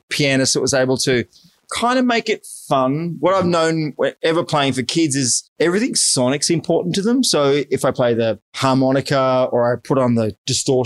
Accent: Hornsby, New South Wales, Australia; I was born in Hornsby, New South

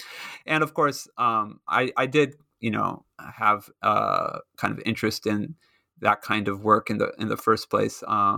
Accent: Japan; But growing up in Japan, of course, I learned to speak Japanese.

